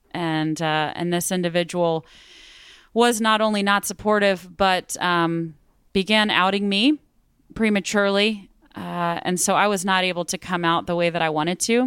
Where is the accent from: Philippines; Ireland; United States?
United States; Midland, Texas; also born or lived in Austin, Texas; I grew up in Midland, Texas